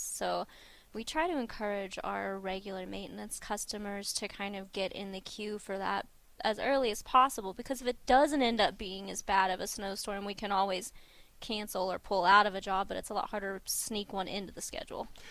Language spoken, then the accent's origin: English; Durant, Oklahoma, United States; moved away; I'm from Durant, Oklahoma, so we normally bop into Durant and visit family